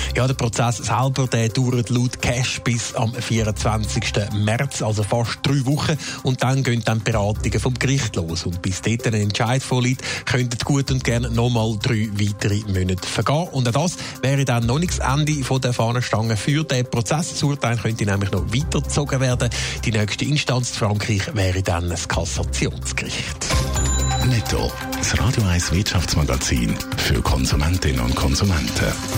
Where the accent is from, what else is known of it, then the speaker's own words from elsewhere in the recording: Switzerland; bei uns in der Schweiz